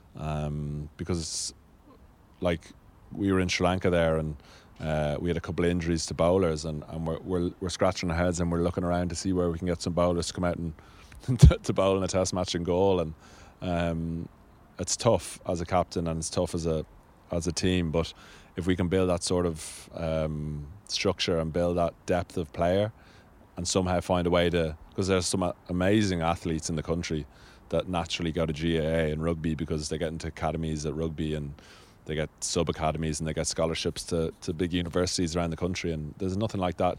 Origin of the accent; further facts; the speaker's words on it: Dublin, Leinster, Ireland; also born or lived in Marlow, England; where I grew up in Sandymount in, in Dublin